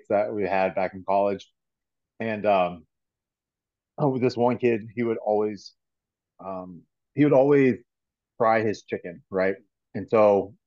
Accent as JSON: {"language": "English", "region": "Florida", "country": "United States", "tie": "born or raised there", "said": "I'm a born Floridian"}